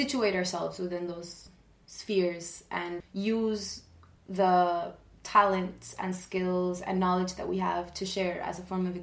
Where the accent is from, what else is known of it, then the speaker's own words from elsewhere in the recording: Argentina; I'm from Argentina